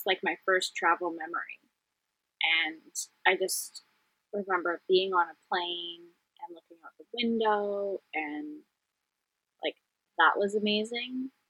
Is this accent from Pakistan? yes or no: no; Vancouver, British Columbia, Canada; Vancouver in Canada.